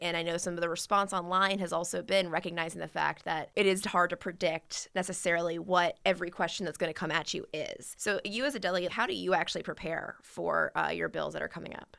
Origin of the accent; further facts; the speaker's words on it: Richmond, Virginia, United States; growing up in Richmond